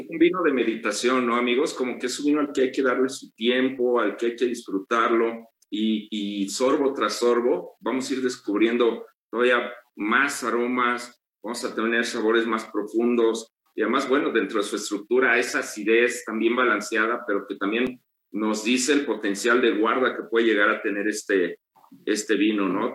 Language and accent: Spanish; Mexico